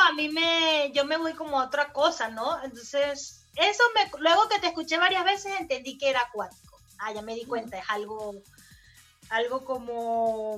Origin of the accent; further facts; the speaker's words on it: Barquisimeto, Lara, Venezuela; now in Chile; en el estado Lara, de donde yo soy, en la ciudad, allá en Marquisimeto